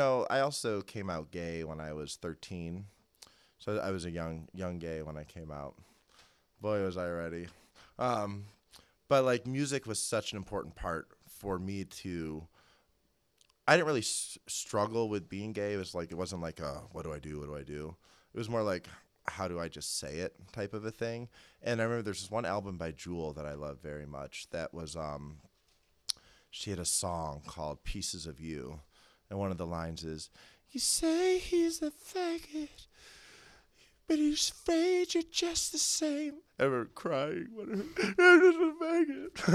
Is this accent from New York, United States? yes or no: no; Cleveland, Ohio, United States; also born or lived in Chicago; I grew up here in Cleveland, but I went to school in Chicago